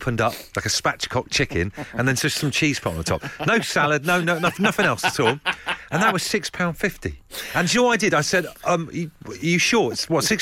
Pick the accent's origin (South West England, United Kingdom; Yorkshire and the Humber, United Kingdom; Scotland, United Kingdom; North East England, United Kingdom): South West England, United Kingdom; Devon; we came over from Devon to big old London for like a day trip